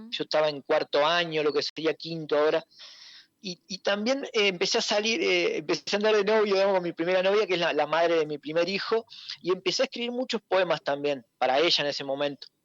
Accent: Gualeguaychú, Entre Ríos, Argentina; de Gualeguaychú.

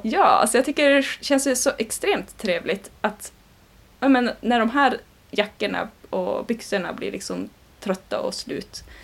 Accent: Sweden; så känner jag ju som svensk

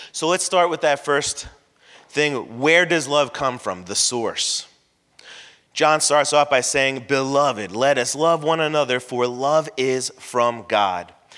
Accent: Florida, United States; I grew up in Florida, so I can, I wasn't born here, but I consider myself a Florida boy

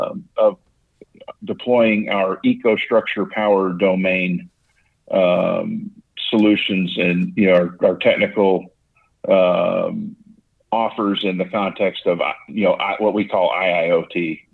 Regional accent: Pittsburgh, Pennsylvania, United States; born there; I was born in Pittsburgh, Pennsylvania, and then moved around quite a bit.

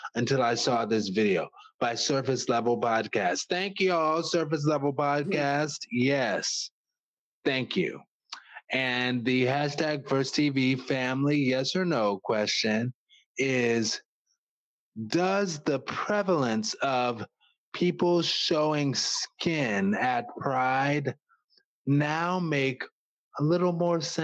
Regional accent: New Orleans, Louisiana, United States; moved away; also born or lived in Washington, D.C.; I'm from New Orleans, so I don't mind wearing bright colors

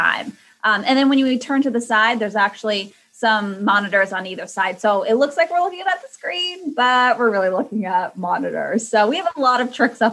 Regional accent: Connecticut, United States; moved away as an adult; now in Boston, United States; I, you know, was born and raised in Connecticut and I really didn't move too far. I made it to Boston

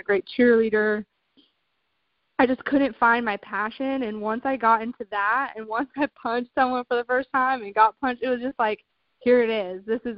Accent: Albuquerque, New Mexico, United States; moved away as an adult; also born or lived in Florida / South Carolina; I was born in Florida, and I had moved to South Carolina when I was around 8 or 9. And then I moved from South Carolina to Albuquerque, New Mexico, where I lived until I was 19 years old.

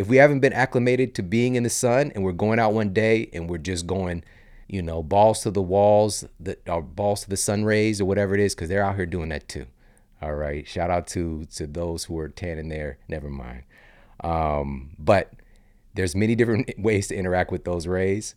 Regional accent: St. Louis, Missouri, United States; moved away as an adult; now in Los Angeles, United States; I live in L A now from the Midwest. I'm from Saint Louis. So I grew up going on trips with my family

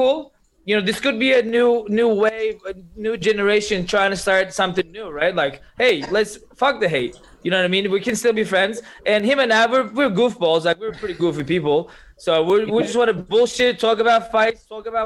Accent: Turkey; moved away; I'm from Turkey

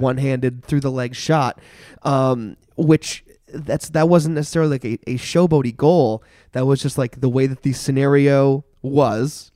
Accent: Barre, Vermont, United States; I'm from Barrie

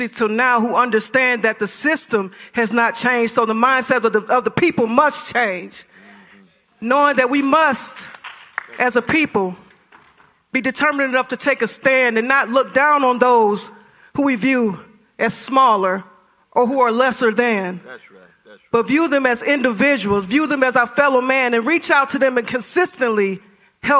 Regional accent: Detroit, Michigan, United States; now in Greenville, United States; Being from a place of poverty myself, growing up in Detroit, Michigan, and seeing poverty firsthand

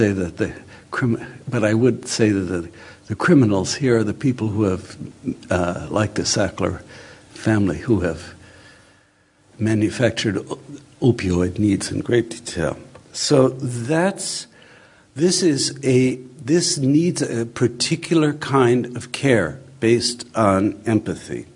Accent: Chicago, Illinois, United States; the housing estate in which I grew up in Chicago in the 1950s

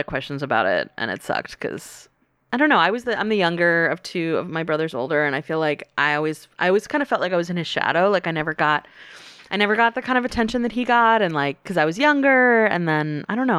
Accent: North Carolina, United States; growing up in the South in North Carolina

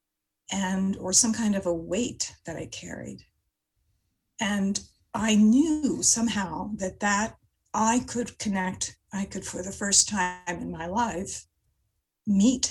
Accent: Montreal, Quebec, Canada; I grew up in Montreal

